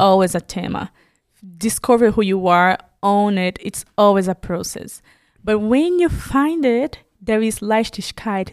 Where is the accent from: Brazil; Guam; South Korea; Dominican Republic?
Brazil; moved away as an adult; now in Germany; I'm Brazilian